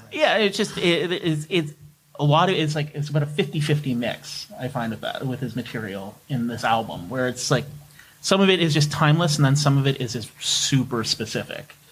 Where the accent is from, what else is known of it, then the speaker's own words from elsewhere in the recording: Canada; as a Canadian